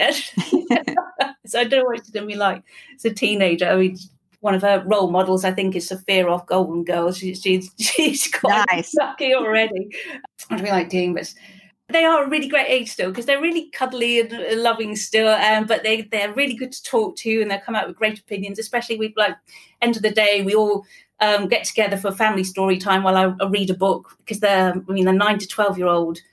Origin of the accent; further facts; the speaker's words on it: Wales, United Kingdom; first language English; now in England, United Kingdom; I grew up in Wales, so I have this odd kind of mix of cultures in a way